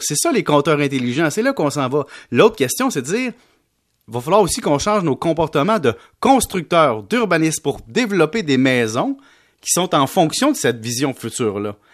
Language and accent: French; Quebec, Canada; on est beaucoup de Canadiens au Québec